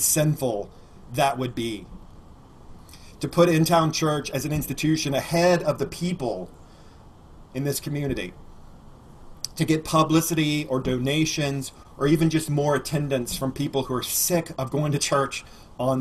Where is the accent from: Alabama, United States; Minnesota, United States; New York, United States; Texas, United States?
Alabama, United States; I grew up in Alabama, and so we use the word gospel a lot